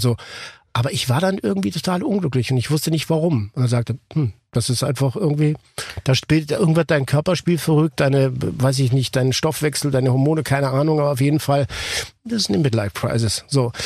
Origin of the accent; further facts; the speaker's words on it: Ticino, Switzerland; ich bin ja aus dem Tessin äh, gebürtig